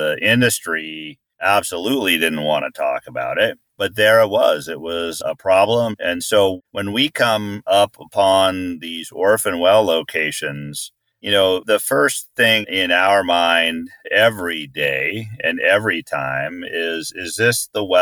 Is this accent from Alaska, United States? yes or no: yes; Anchorage, Alaska, United States; now in Bozeman, United States; I grew up in Anchorage